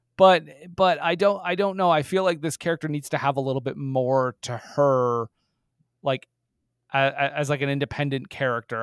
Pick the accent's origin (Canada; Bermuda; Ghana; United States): Canada; I am fucking Canadian.